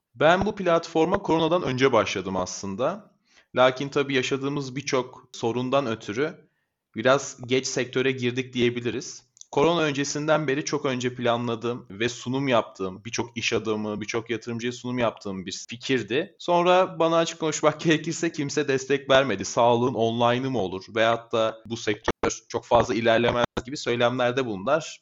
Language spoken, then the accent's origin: Turkish; Çorlu, Tekirdağ, Turkey; 1998 yılında Tekirdağ'ın Çorlu ilçesinde doğdum.